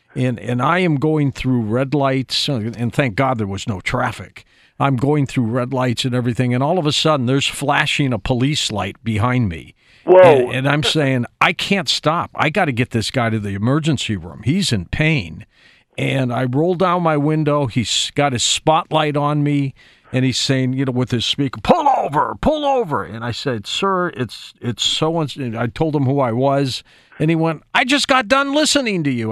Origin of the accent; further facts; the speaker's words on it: Detroit, Michigan, United States; I'm from Detroit